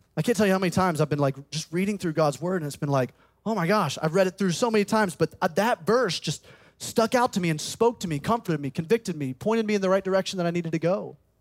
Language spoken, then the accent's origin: English; Birmingham, Alabama, United States; moved away as an adult; also born or lived in South Carolina; I grew up in Birmingham, Alabama, graduated from Tuscaloosa County High School.